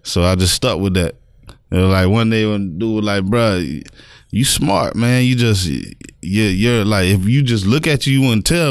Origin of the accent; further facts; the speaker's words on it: North Lauderdale, Florida, United States; Growing up in North Lauderdale